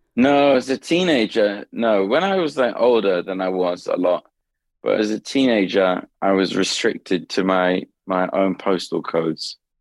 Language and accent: English; London, United Kingdom; moved away; Southeast London. That's where I grew up. My parents are still in the same house